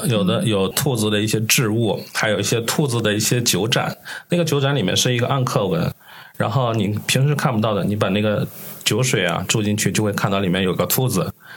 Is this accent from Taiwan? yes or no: no; Tianjin, China; 我们天津人是吃过见过的